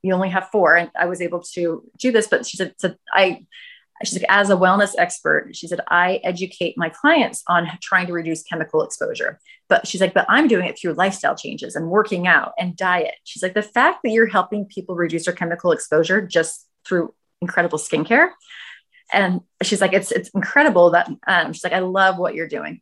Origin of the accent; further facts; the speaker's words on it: Northern California, United States; now in Los Angeles, United States; I'm from Northern California